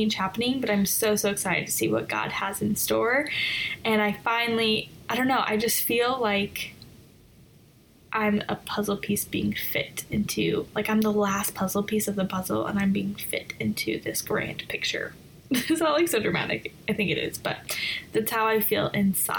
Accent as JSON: {"language": "English", "region": "Colorado", "country": "United States", "tie": "born or raised there", "moved": "as an adult", "lives_now": "Northern Virginia, United States", "said": "I am originally from Colorado. I was born and raised there. And I moved to the Northern Virginia area in 2013."}